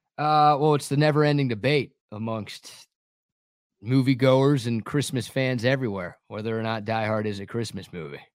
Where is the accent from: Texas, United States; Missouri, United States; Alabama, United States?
Texas, United States; Dallas; growing up in the Metroplex